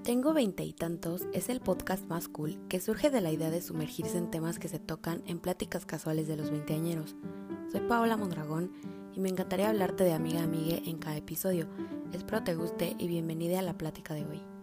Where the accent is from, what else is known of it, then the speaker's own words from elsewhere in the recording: Mexico; somos hermanos mexicanos